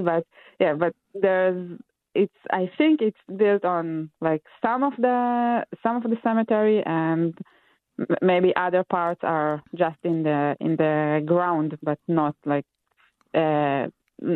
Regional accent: Israel; moved away; I'm from Israel originally

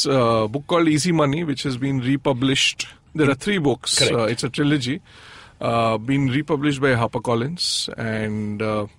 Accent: Bihar, India; moved away; I grew up in Lalu's Bihar.

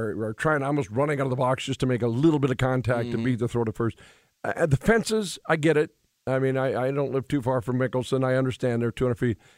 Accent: Williston, North Dakota, United States; I'm from Williston, North Dakota

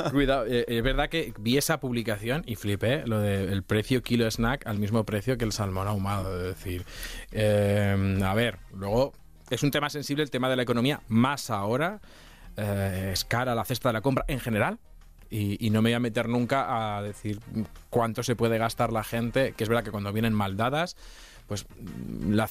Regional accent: Castilla-La Mancha, Spain; yo soy de Castilla-La Mancha.

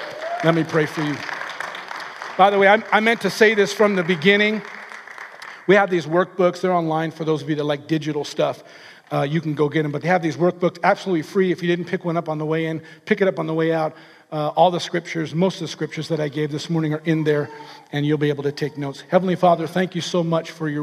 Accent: California, United States; I'm from California.

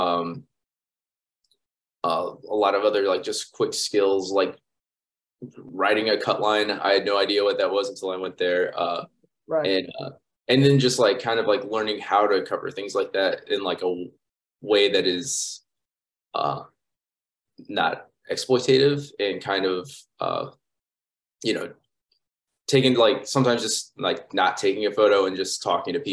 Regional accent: St. Louis, Missouri, United States; moved away as an adult; also born or lived in St. Clair, Missouri / Ferguson, Missouri; now in Tulsa, United States; I'm originally from St. Louis. I spent most of my time in Missouri, in and around St. Louis. When I was younger, my parents moved me out to a small town called St. Clair, about an hour from St. Louis

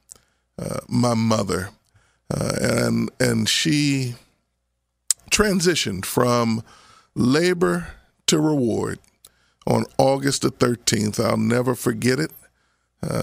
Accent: Abington, United States; the guys I grew up with in Abington

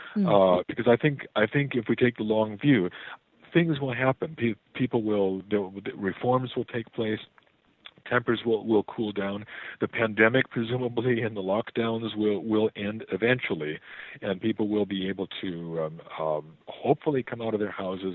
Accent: near Chicago, Illinois, United States; moved away; I was born near Chicago.

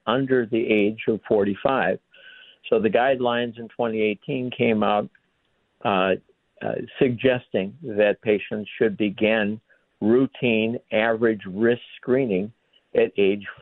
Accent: Minneapolis, Minnesota, United States; also born or lived in St. Louis, Missouri / Cincinnati, Ohio / Rochester, Minnesota; I was born in St. Louis, Denny, but spent most of my formative years here in the Twin Cities

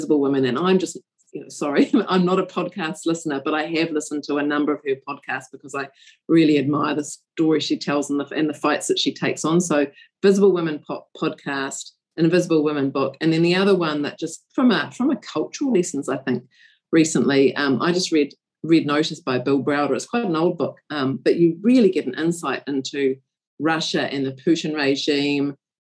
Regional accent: New Zealand; as a New Zealander

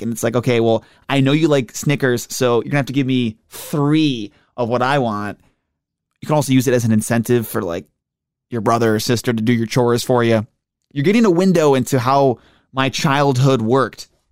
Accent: Buffalo, New York, United States; moved away; I grew up in Buffalo

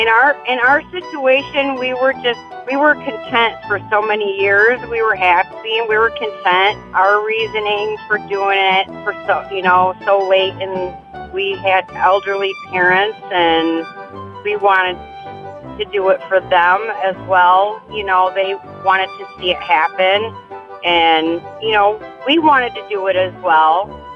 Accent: Watervliet, Michigan, United States; from Watervliet, and I am the smartest person awake this morning.

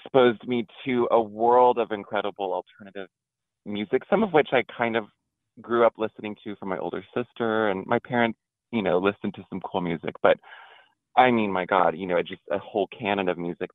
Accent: Houston, Texas, United States; growing up in Houston

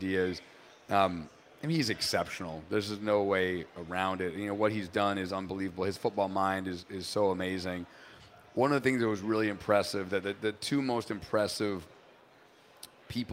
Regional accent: New Hampshire, United States; also born or lived in Boston; now in Chicago, United States; I grew up in New Hampshire

